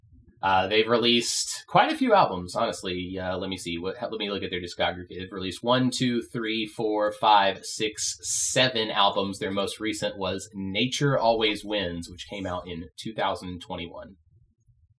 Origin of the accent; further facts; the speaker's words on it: United States; I'm an American